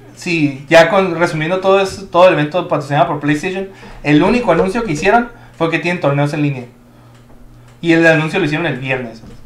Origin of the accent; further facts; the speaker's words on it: Mexico; yo, siendo mexicano